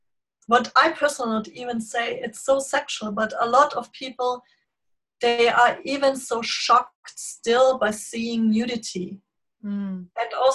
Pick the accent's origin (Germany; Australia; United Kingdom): Germany; Bavaria; born or raised there; English is a second language